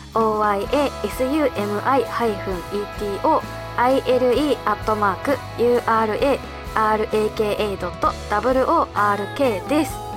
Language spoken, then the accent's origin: Japanese; Hokkaido, Japan; moved away; 私の地元の北海道